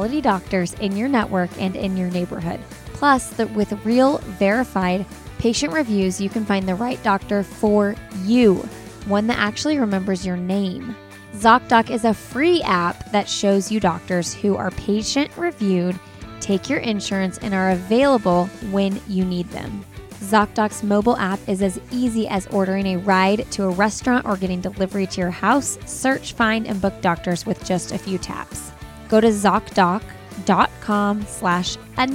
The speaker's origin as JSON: {"language": "English", "town": "Indianapolis", "region": "Indiana", "country": "United States", "also_born_or_lived": "Chicagoland", "said": "I'm from Indy"}